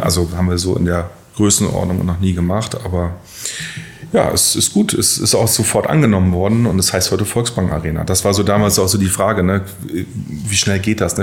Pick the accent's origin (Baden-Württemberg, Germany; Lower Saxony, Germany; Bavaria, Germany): Lower Saxony, Germany; Syke; moved away as an adult; also born or lived in Lehrte; ich komme aus Sieke gebürtig. Mhm ähm, in der Nähe von Bremen, da aufgewachsen